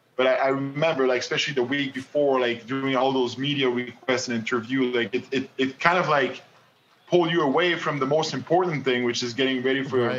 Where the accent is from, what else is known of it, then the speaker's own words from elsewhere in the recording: Montreal, Quebec, Canada; first language French; English is a second language; I grew up in Quebec and Montreal. My parents, you know, both speak French.